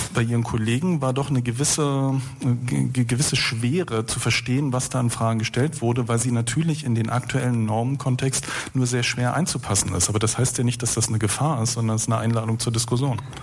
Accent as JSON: {"language": "German", "region": "Berlin", "country": "Germany", "said": "Wenn wir aber als Berliner, und ich hier in der Volksbühne beispielsweise habe 1981 meine Jugendweihe gehabt"}